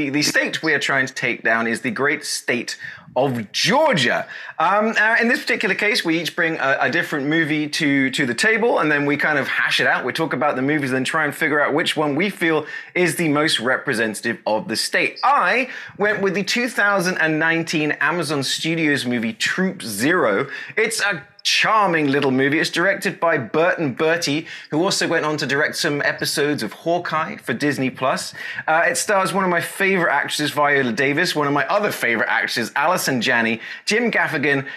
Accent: England, United Kingdom; moved away as an adult; also born or lived in Asia; now in Texas, United States; Now I'm known as that Englishman in Texas

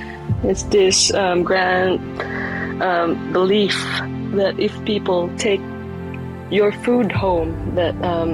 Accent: Iloilo, Western Visayas, Philippines; born there; I was born in Iloilo in the Philippines in the Visayan region. It's called the City of Love for a reason in my country.

